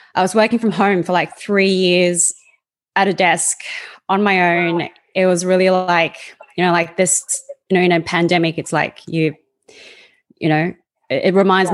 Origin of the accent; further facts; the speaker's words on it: Australia; accent: Australian; moved away as an adult; also born or lived in Sydney; now in Canada; I was born and raised in Australia